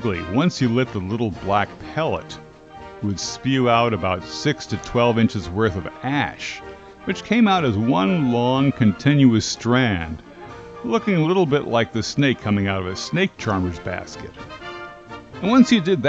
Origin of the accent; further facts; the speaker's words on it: Linden, New Jersey, United States; I grew up in Linden, New Jersey